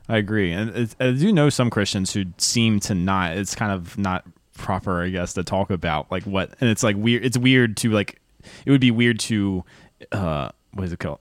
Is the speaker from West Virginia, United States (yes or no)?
no; North Carolina, United States; moved away; also born or lived in Chapel Hill, North Carolina; I grew up an hour north of Charlotte in a small town